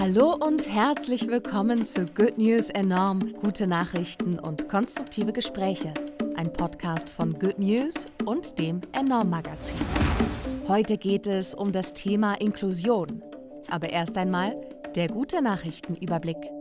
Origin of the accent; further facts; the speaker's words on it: Switzerland; Ich als Schweizerin